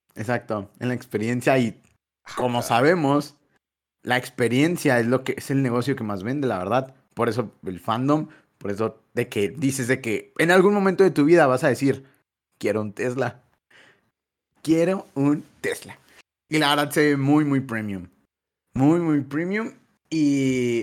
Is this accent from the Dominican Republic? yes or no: no; Mexico